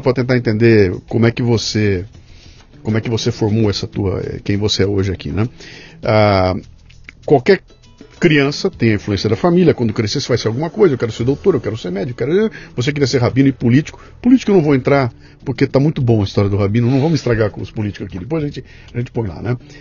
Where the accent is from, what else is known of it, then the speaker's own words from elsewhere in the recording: Bauru, São Paulo, Brazil; quando eu era moleque em Bauru